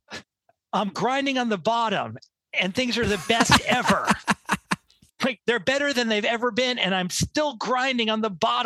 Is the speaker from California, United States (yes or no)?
no; New York City, New York, United States; So I grew up around in New York City in the 70s